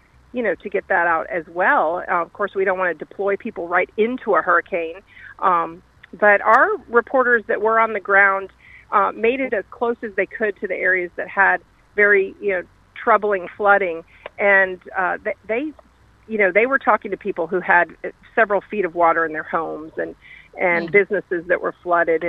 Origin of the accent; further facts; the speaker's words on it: Florida, United States; growing up in Florida